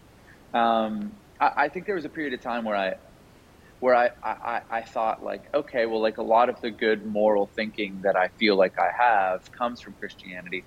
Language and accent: English; Canada; now in United States; I grew up in Canada. I live in the U.S. now.